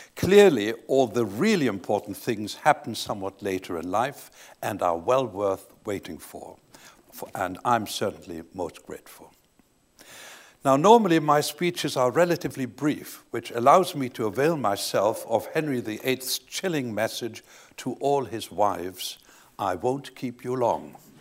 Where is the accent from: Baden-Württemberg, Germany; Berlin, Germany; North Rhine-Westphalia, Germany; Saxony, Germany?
Saxony, Germany; Leipzig; I was born in Leipzig, Saxony, in the eastern part of Germany